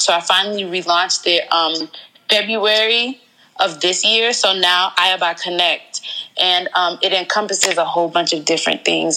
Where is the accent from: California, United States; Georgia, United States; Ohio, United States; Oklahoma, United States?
Georgia, United States; moved away as an adult; also born or lived in Riverdale, Georgia / Atlanta, Georgia; now in DMV area, United States; I'm originally from Atlanta, Georgia. I was born in Riverdale, and then we just moved all over Georgia